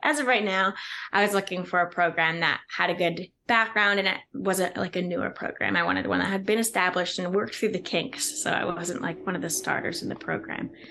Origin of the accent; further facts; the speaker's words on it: New Jersey, United States; also born or lived in Pennsylvania; my hometown is in New Jersey